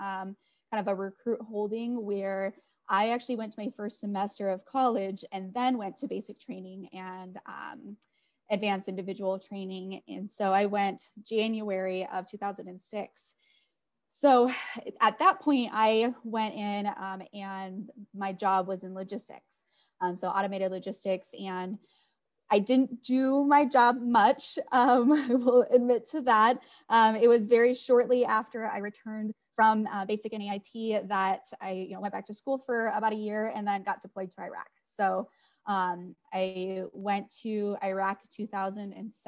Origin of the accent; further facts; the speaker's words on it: North Dakota, United States; I am from North Dakota.